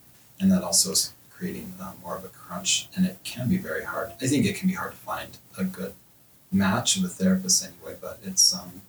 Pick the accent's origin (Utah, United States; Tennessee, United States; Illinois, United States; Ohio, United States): Utah, United States; Bountiful; also born or lived in Southern California / North Salt Lake, Utah; I was born in Southern California, grew up in Bountiful, live in North Salt Lake with my family, my wife and three kids. I am a member of the Church of Jesus Christ of Latter-day Saints.